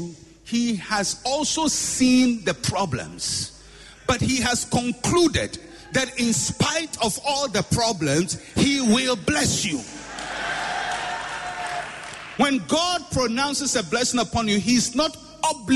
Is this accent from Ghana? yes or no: yes; Ghana; I was born in Ghana